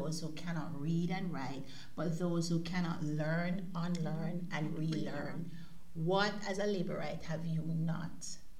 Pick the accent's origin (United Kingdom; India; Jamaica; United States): Jamaica; now in Germany; we've lived outside of Jamaica now for a very long time, you and I.